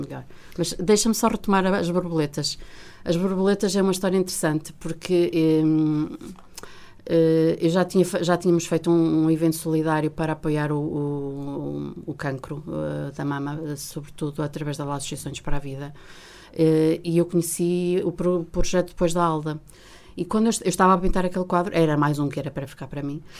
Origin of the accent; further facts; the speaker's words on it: Vila Real, Norte, Portugal; also born or lived in Coimbra; eu saí de Vila Real a, ah, aos 18 ah, anos para, para ingressar no curso de Direito na Faculdade de Direito da Universidade de Coimbra